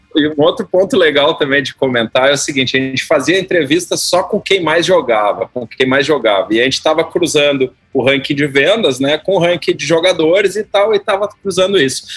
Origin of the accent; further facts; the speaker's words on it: Porto Alegre, Rio Grande do Sul, Brazil; eu tinha 12 anos de idade, sou gaúcho, né, conterrâneo aí, lá de Porto Alegre